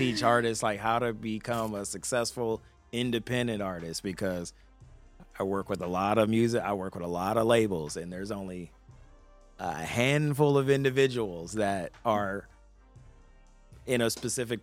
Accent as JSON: {"language": "English", "town": "Compton", "region": "California", "country": "United States", "also_born_or_lived": "Long Beach, California", "said": "coming from Compton and Long Beach, coming from the Trenches"}